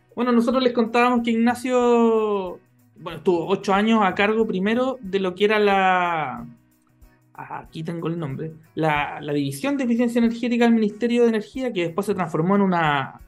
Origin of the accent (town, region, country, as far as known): Chile